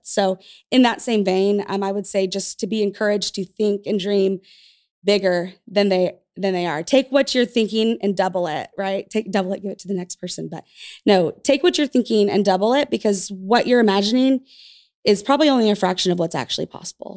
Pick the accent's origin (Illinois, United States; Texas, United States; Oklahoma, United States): Oklahoma, United States; Tulsa; I'm from Tulsa, so this is the place that I grew up.